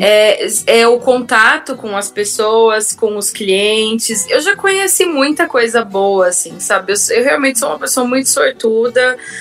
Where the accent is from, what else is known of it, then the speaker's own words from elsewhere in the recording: Sorocaba, São Paulo, Brazil; accent: caipira; moved away as an adult; now in Vienna, Austria; só eu e meu irmão que fomos criados em Sorocaba